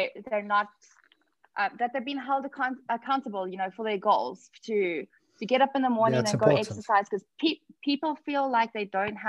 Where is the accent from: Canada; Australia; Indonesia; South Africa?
South Africa; I'm from South Africa, born and bred here.